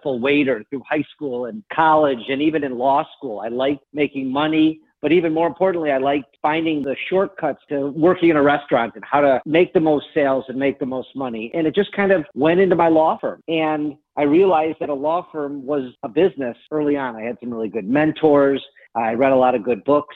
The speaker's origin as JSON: {"language": "English", "town": "Detroit", "region": "Michigan", "country": "United States", "tie": "born or raised there", "said": "born and raised in Detroit"}